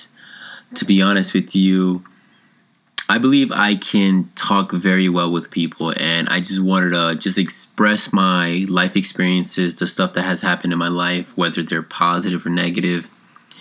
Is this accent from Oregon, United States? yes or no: no; New York City, New York, United States; moved away as an adult; also born or lived in Colombia (parents); now in South Carolina, United States; I was born in Queens, New York, and I was raised there till I was about 17, 18-ish